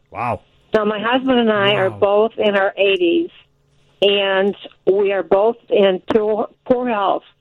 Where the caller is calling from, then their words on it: Michigan, United States; I'm calling from Michigan